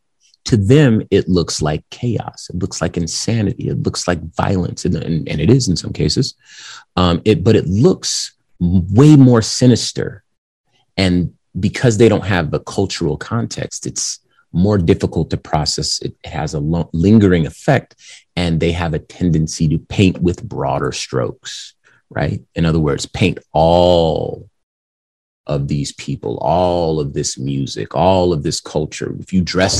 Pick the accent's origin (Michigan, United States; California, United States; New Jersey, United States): California, United States; Compton; I'm from Compton, California. So that gang environment is something that I was born into